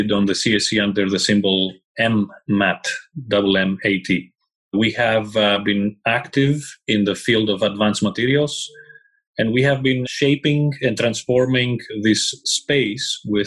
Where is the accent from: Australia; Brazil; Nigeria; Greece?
Greece; English is a second language; moved away as an adult; also born or lived in England; I left Greece, my home country, in 1999, moved to England, where I did all my studies